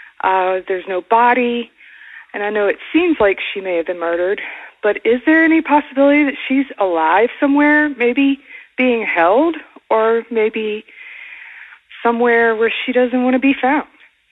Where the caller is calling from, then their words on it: Acworth, Georgia, United States; I'm calling from Ackworth, Georgia.